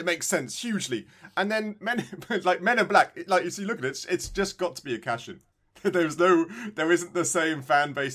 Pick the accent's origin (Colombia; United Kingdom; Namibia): United Kingdom; I'm British